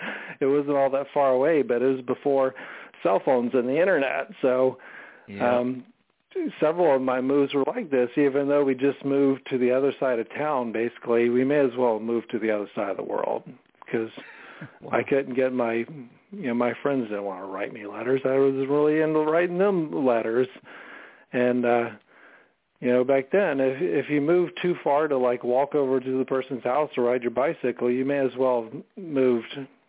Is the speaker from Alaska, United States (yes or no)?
yes; Alaska, United States; also born or lived in Germany / Georgia / North Carolina / Alabama; I was born in Germany, then, you know, moved to, you know, went to different places in the South, Georgia, North Carolina, Alabama. I've lived in Alaska for 4 years. Alaska was the place I lived at the longest growing up.